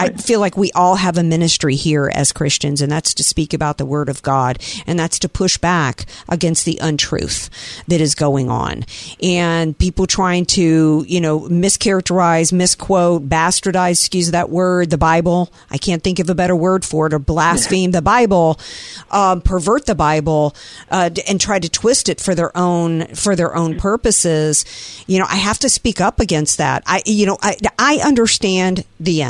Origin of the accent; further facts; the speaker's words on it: Deep South, United States; now in San Diego, United States; I grew up in the Deep South